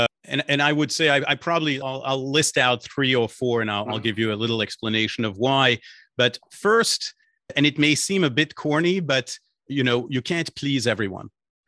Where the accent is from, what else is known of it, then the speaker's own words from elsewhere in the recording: Belgium; born there; English is a second language; As you may have picked up a small accent in my voice, I was born in Belgium, so I speak French and English.